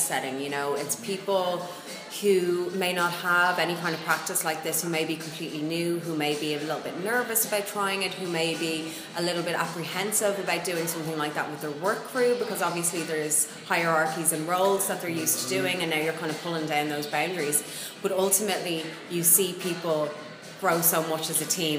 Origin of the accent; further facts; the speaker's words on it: Ireland; as Irish people, we tend to kind of go through the motions quite a lot